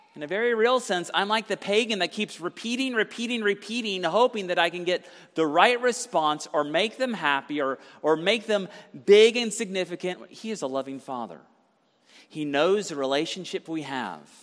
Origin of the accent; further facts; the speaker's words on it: Conyers, Georgia, United States; I grew up in Conyers, Georgia.